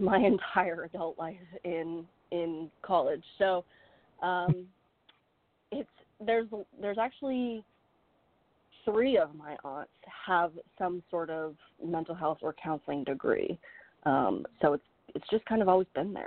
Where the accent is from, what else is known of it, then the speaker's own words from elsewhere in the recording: Maine, United States; I live and I was born and raised in Maine